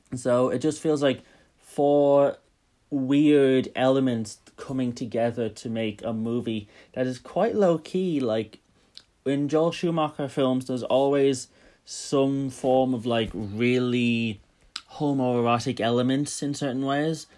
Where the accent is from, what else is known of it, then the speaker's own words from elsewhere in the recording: Dublin, Leinster, Ireland; I'm from Dublin